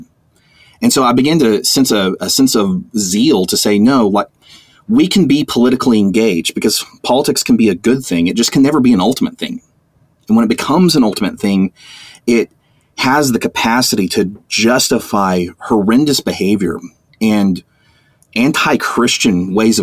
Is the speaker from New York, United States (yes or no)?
no; Amarillo, Texas, United States; Amarillo, Texas. It's my hometown. It's the place where I was born, the place I was raised